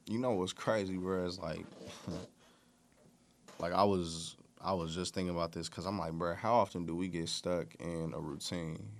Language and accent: English; Bay Area, California, United States; I'm from the Bay Area